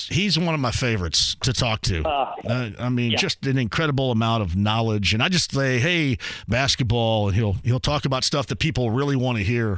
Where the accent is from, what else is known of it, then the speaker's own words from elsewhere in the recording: Owensburg, Indiana, United States; But growing up in Eastern Greene County, you and Salisbury, me and Owensburg.